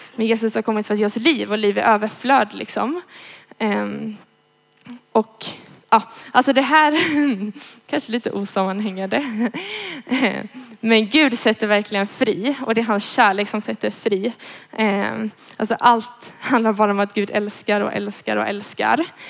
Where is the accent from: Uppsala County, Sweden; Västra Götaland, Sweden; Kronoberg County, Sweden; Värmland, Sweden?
Västra Götaland, Sweden; Gothenburg; jag kommer från Göteborg, eh, är 20 år